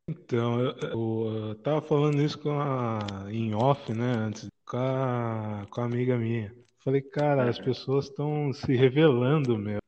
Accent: Piracicaba, São Paulo, Brazil; now in Tatuí, Brazil; Eu nasci em Piracicaba

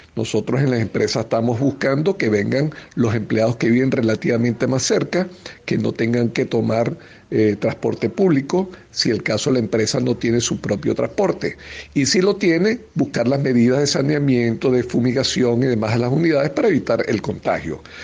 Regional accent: Venezuela; como venezolanos

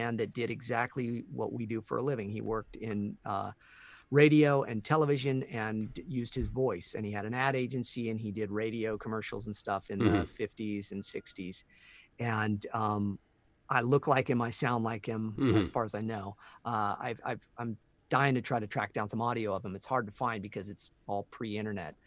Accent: Santa Barbara, California, United States; I was born and raised in Santa Barbara, California

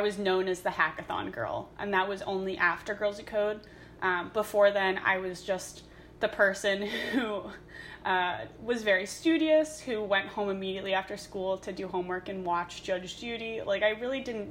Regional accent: New York City, New York, United States; moved away as an adult; now in Ithaca, United States; I had lived in New York City my entire life

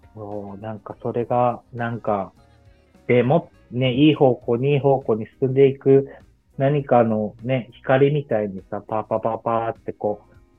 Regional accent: Miyazaki, Japan; moved away; 地元地元の宮崎県

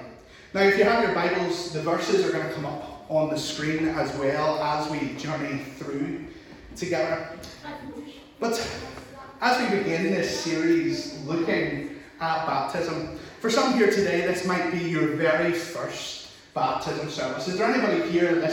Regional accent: Larne, Northern Ireland, United Kingdom; accent: Northern Irish; I'm from Lauren

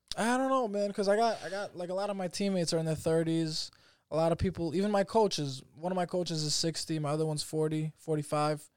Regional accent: New York, United States; I'm a fucking citizen. I was born in New York.

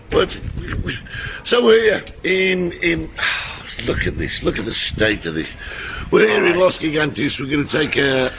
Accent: Birmingham, West Midlands, United Kingdom; I'm a Brummie lad. We have Weetabix with condensed milk on them.

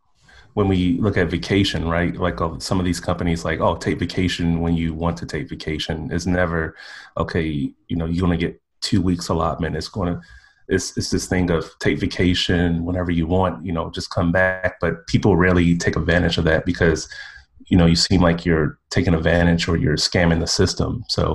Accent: Midwest, United States; And plus I come from a working class background, so I don't think I'm West Coast fancy. I'm from the Midwest.

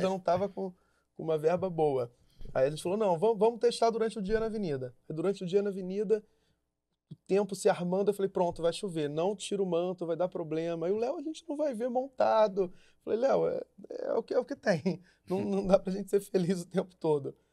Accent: Niterói, Rio de Janeiro, Brazil; Nasci em Niterói.

